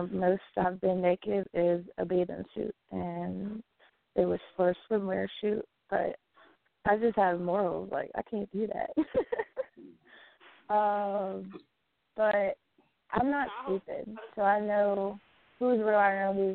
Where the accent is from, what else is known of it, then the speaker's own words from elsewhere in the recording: Staunton, Virginia, United States; I'm from Virginia. Born and raised.